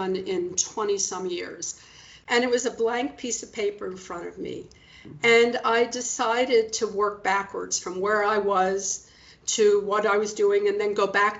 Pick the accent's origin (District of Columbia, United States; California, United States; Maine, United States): District of Columbia, United States; Washington; I was born in Washington, D.C., and it was really formative in my life, and I'm very proud to be a native Washingtonian